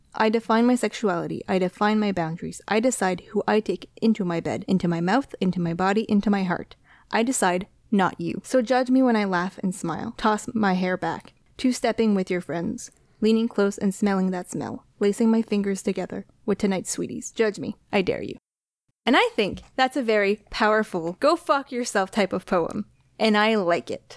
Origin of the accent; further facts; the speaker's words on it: Canada; first language French; English is a second language; French is my first language. It is a linguistic minority in Canada, but I didn't have a choice but to learn English.